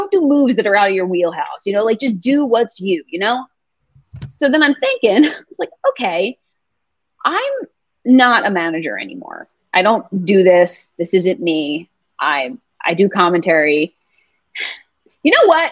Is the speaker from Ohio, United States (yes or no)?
no; Philadelphia, Pennsylvania, United States; this is my hometown.